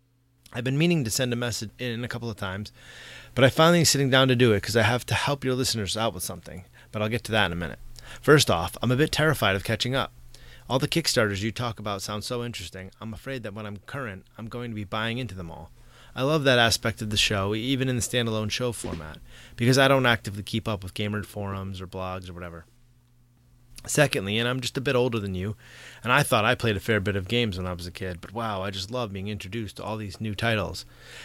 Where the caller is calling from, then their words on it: Massachusetts, United States; from Down Under, United States, I mean, Massachusetts to be precise.